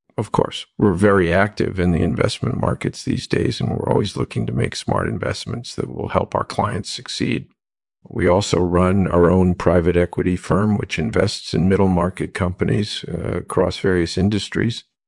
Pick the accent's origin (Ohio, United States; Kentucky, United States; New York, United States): New York, United States; New York City; I was born in Brooklyn in nineteen forty-seven. I grew up in a tight-knit community there